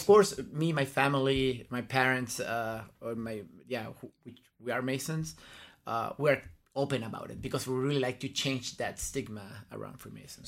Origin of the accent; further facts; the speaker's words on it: La Serena, Coquimbo, Chile; moved away as an adult; also born or lived in Concepción, Chile / Santiago, Chile; I grew up in La Serena, and un, until I went to college, then I moved to, to go, to Santiago.